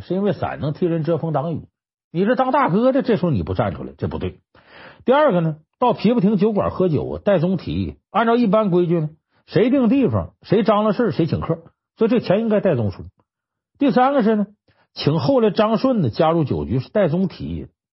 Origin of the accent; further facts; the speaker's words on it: Harbin, Heilongjiang, China; 我老家哈尔滨